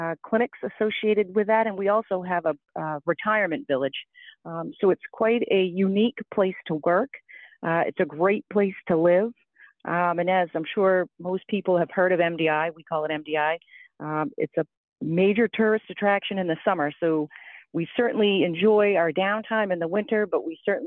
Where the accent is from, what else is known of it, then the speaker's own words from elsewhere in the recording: Maine, United States; also born or lived in Indiana; I am actually from Maine originally.